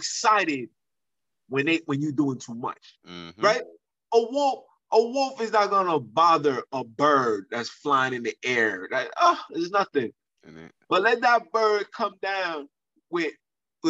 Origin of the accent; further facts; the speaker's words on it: New York City, New York, United States; I'm from Brooklyn